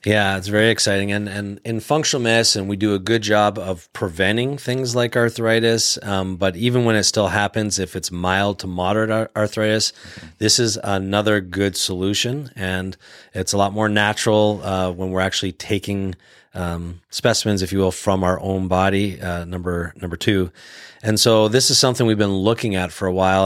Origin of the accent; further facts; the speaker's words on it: Canada; moved away as an adult; now in United States; I grew up in the Canadian healthcare system